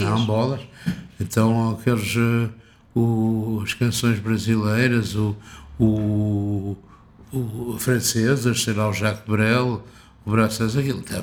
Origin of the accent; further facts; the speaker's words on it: Porto, Porto District, Portugal; Eu sou do Porto, não é?